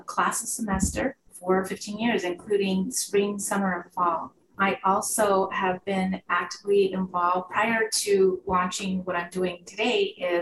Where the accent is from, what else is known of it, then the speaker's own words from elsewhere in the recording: Santa Fe, New Mexico, United States; I grew up in Santa Fe, New Mexico